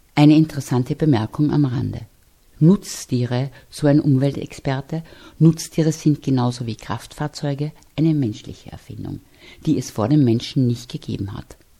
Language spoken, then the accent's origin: German; Austria; Wir hier in Österreich